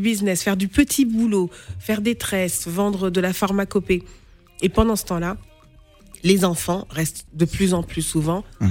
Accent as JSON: {"language": "French", "country": "France", "tie": "born or raised there", "also_born_or_lived": "Senegal / Gao region, Mali", "said": "je suis née au Sénégal, d'une maman sénégalaise et d'un papa malien. Je, suis arrivée en France, j'avais 4 ans, j'ai grandi ici, je vis ici en France"}